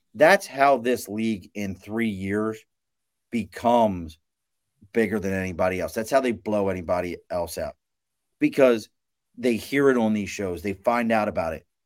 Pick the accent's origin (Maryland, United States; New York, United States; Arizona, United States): Maryland, United States; Baltimore; moved away; I, I grew up in Baltimore, dog. I'm from Baltimore originally